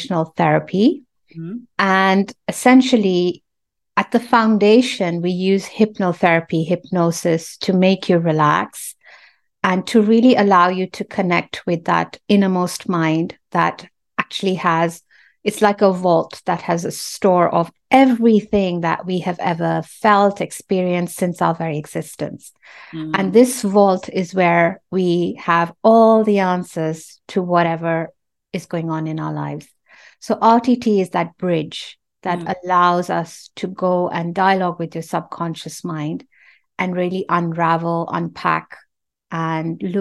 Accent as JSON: {"language": "English", "region": "Nairobi", "country": "Kenya", "tie": "born or raised there", "moved": "yes", "said": "I'm from Kenya and we used to live in Nairobi and our house was very near one of the big hospitals"}